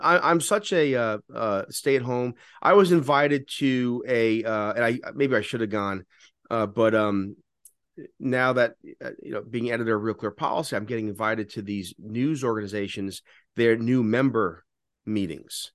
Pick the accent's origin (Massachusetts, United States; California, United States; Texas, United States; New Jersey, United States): New Jersey, United States; Fair Lawn; also born or lived in The Bronx, New York; I grew up, you know, remember, remember, when we moved from the Bronx to Jersey, Fairlawn was predominantly Orthodox Jewish